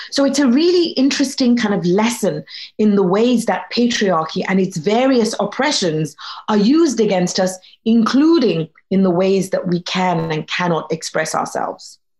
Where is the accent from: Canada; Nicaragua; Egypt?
Egypt; I was born in Egypt